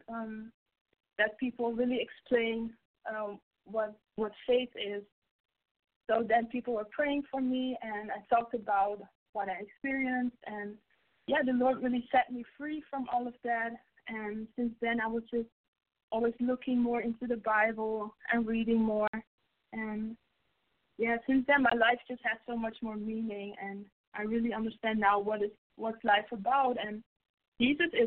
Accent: Netherlands; I'm born and raised here

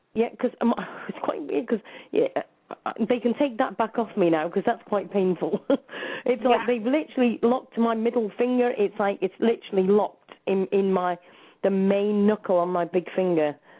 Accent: England, United Kingdom; moved away as an adult; also born or lived in New Zealand; I'm from England

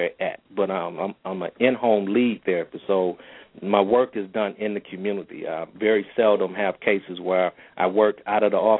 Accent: Milwaukee, Wisconsin, United States; I was born and raised here in Milwaukee.

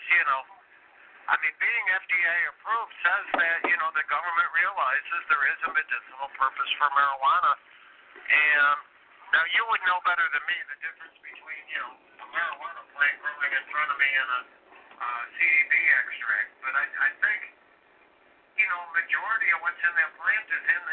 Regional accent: Chicago, Illinois, United States; I'm from Chicago, which is a very strongly union area

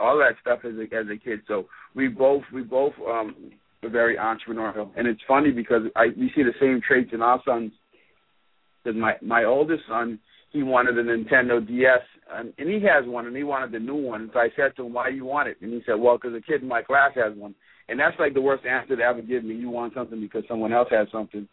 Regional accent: Bahamas; moved away; also born or lived in Florida; I grew up in the Bahamas

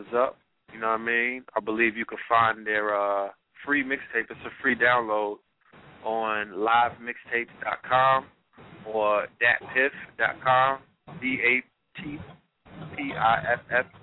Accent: New York City, New York, United States; Flatbush, Brooklyn, my hometown

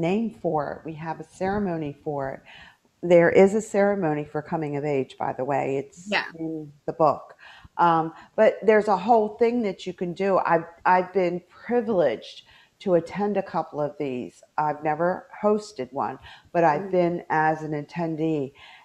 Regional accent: Fairmont, West Virginia, United States; my home state of West Virginia.

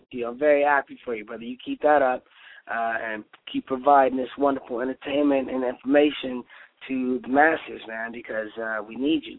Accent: Detroit, Michigan, United States; I'm from Detroit, Michigan

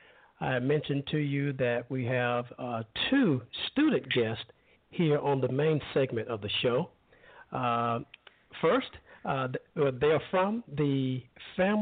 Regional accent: Alabama, United States; my hometown of Alabama

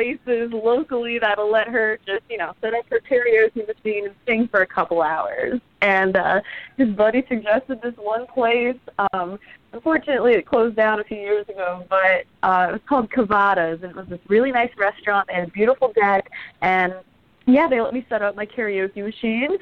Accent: Douglassville, Pennsylvania, United States; I'm from Pennsylvania

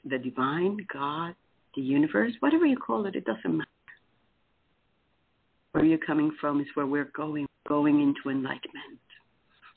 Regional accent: Puerto Rico; now in Titusville, United States; I am from Puerto Rico

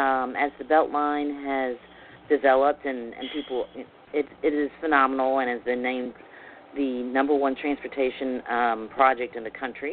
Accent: the South, United States; I am a Southerner and grew up with the exact same experience in regards to the maid that we all loved dearly

